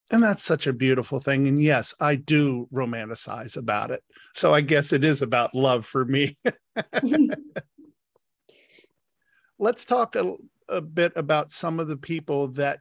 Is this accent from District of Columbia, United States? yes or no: yes; Washington, District of Columbia, United States; I was brought up in Washington, D.C. society